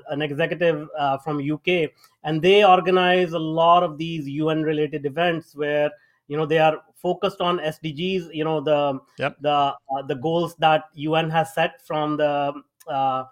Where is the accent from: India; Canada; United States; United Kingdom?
India; moved away; I grew up in India, if people can tell from my accent. I grew up in India.